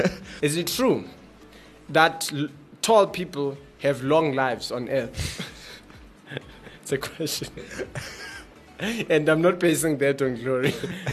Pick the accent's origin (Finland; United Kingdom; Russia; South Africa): South Africa; Currently, I'm from the South, but originally. I guess it doesn't make sense because I'm from South Africa. I was born in South Africa.